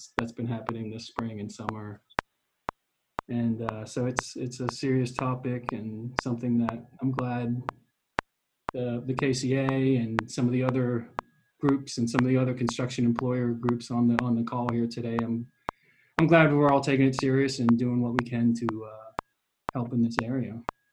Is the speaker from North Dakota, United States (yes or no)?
no; Mechanicsburg, Pennsylvania, United States; moved away as an adult; also born or lived in Pittsburgh, Pennsylvania; I grew up in Mechanicsburg, Central PA